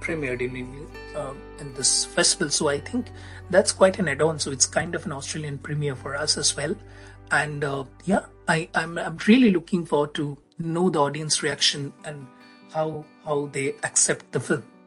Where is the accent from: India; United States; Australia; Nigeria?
India; I'm from India